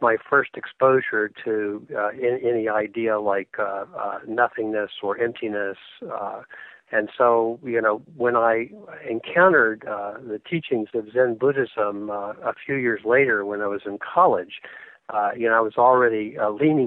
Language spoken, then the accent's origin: English; Atlanta, Georgia, United States; moved away; also born or lived in Manhattan, New York; growing up in Atlanta in the 1970s